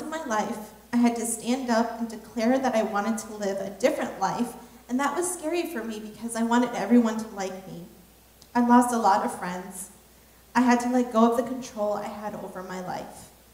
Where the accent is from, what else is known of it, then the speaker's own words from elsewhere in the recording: Nebraska, United States; one of the very few other Hmong people um, from in my high school, because I was from Nebraska.